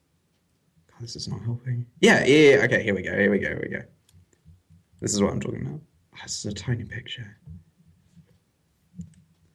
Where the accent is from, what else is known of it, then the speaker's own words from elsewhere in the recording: Weybridge, South East England, United Kingdom; moved away; also born or lived in London / Walton-on-Thames; I was born in London, and then I was raised until I was about 12 in Weybridge. And then we moved like 2 seconds down the road to Walton.